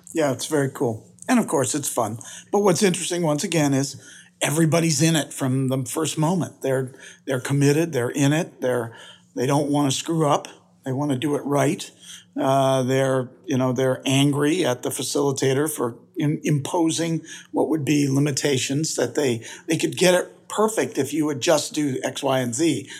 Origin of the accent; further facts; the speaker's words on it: United States; also born or lived in Missouri; I'm from the United States